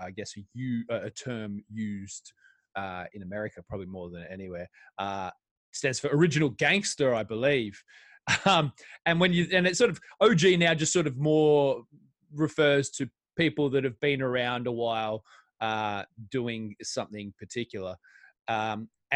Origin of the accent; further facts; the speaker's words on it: Australia; now in England; my home country of Australia